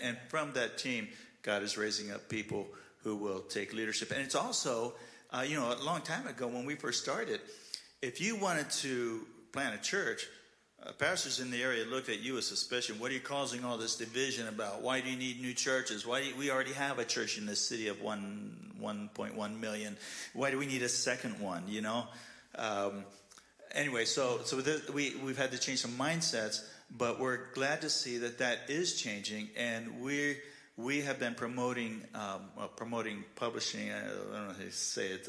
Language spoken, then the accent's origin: English; Glendale, United States; moved away as an adult; now in Ukraine; I grew up in Glendale